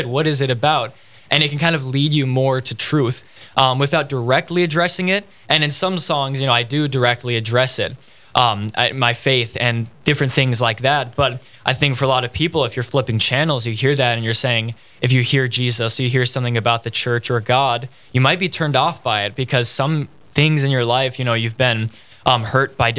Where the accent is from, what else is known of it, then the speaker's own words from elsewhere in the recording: Fargo, North Dakota, United States; I'm from Fargo.